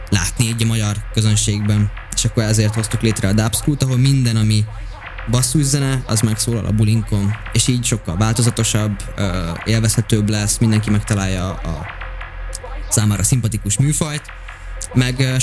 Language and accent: Hungarian; Hungary; Én is vidéki vagyok